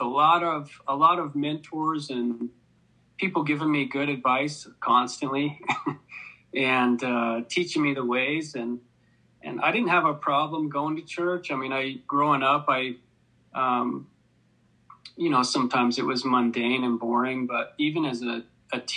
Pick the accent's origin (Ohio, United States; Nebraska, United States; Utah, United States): Utah, United States; Sandy; also born or lived in Farmington, Utah; I grew up mostly in Sandy and Farmington